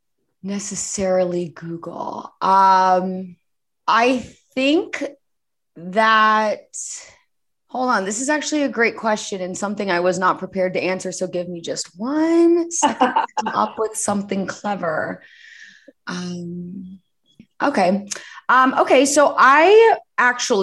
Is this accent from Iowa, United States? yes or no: no; Indianapolis, Indiana, United States; my hometown of Indianapolis